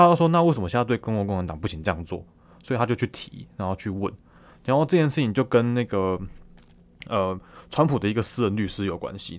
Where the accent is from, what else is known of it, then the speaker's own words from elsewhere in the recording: Taiwan; 可能很多我们台湾人